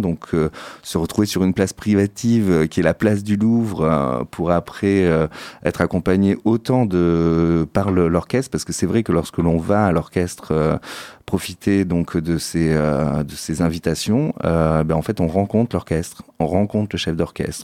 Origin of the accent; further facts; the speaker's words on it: Saint-Émilion, Nouvelle-Aquitaine, France; je suis originaire de Saint-Émilion, dans la région de Bordeaux